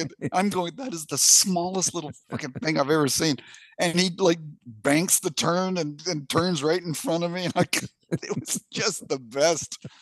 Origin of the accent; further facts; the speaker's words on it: Canada; I'm Canadian